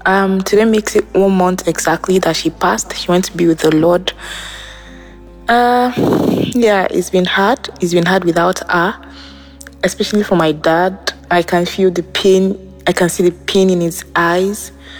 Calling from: Berlin, Germany; I'm calling from Berlin.

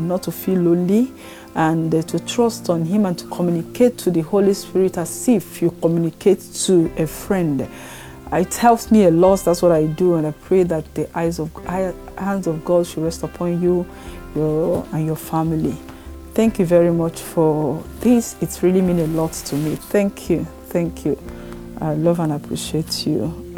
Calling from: France; I'm calling from France.

